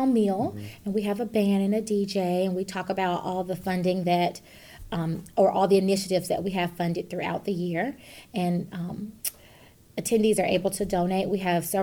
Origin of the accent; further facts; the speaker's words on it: Atlanta, Georgia, United States; moved away as an adult; now in Fayette County, United States; I grew up in Atlanta